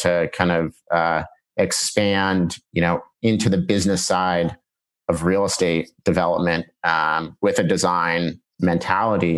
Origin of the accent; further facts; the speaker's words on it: Laguna Beach, California, United States; moved away as an adult; also born or lived in Boston / San Francisco; I grew up in Laguna Beach, California, an hour south